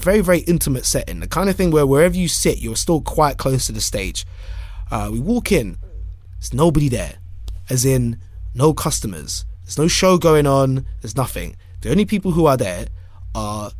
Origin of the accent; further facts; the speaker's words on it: London, United Kingdom; I'm from London